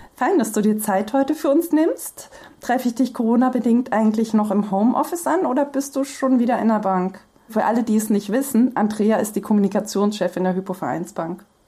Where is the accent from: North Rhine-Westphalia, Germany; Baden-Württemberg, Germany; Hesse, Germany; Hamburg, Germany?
Hesse, Germany; ich kann noch nicht mal Hessisch und ich bin geborene Hessin